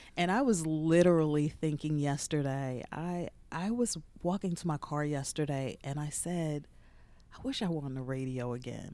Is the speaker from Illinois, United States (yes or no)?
no; Jersey City, New Jersey, United States; moved away as an adult; also born or lived in Texas; was born and raised in Jersey City.